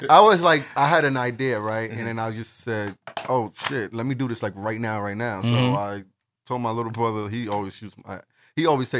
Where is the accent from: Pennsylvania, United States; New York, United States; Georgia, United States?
New York, United States; New York City; I'm from Brooklyn.